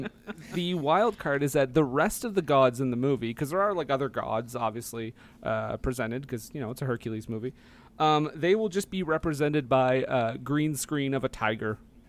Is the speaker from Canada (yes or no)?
yes; Canada; trust me, I'm from Canada.